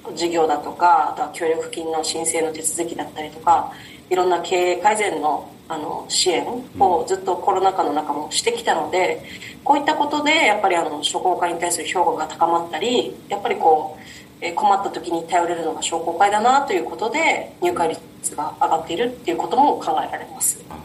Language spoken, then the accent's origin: Japanese; Nago, Okinawa, Japan; 私と同じ名護の出身で地元同じなので